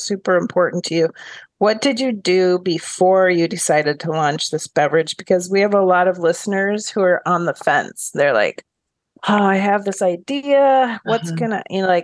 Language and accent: English; Minnesota, United States; I grew up in Minnesota